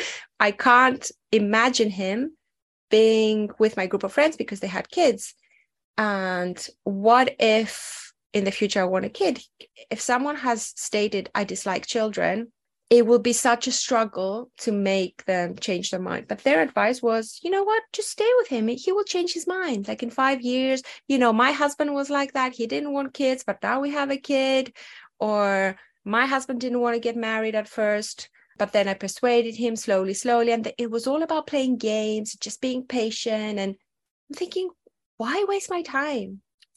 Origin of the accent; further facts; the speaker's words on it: Athens, Attica, Greece; English is a second language; also born or lived in other European countries; I grew up in Athens, Greece. Of course, I'm not your stereotypical Greek person because my dad was in the Air Force. So we moved around a lot.